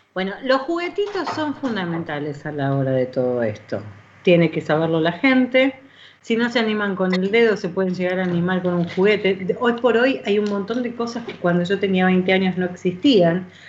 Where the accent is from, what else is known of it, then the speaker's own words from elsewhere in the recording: Argentina; ya soy argentina